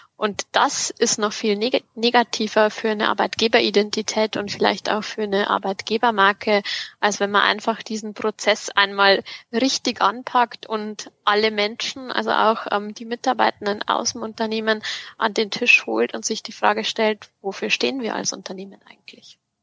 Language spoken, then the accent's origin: German; district of Freyung-Grafenau, Bavarian Forest, Germany; das ist auch die Region, ähm, wo ich aufgewachsen bin ähm, und was so meine Heimat ist